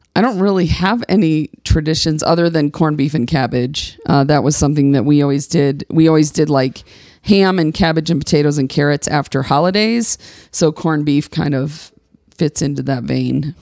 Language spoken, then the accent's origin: English; Midwest, United States; moved away as an adult; now in Colorado, United States; I was born and raised in the Church of the Nazarene in the heart of the Midwest